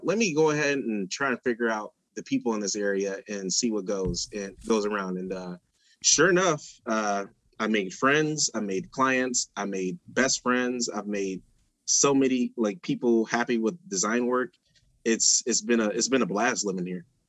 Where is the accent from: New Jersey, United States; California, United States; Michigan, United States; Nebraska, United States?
Michigan, United States; Detroit; moved away as an adult; also born or lived in Pontiac, Michigan; now in Iowa, United States; I'm from Detroit, and I moved to the Pontiac when I was uh, 16